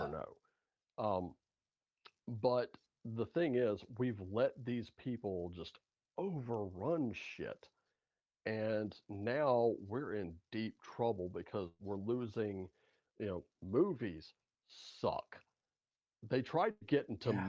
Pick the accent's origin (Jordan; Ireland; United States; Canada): United States; I'm an American guy